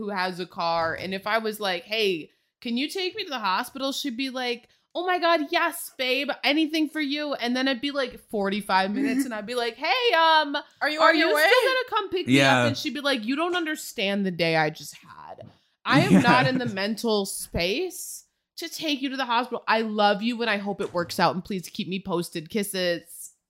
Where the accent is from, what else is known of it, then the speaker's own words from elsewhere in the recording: Chicago, Illinois, United States; We're from Chicago.